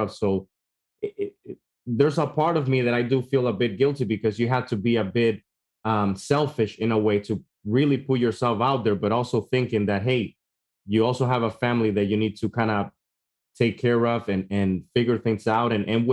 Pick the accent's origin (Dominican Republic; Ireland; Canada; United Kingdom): Dominican Republic; now in United States; I grew up back in Dominican Republic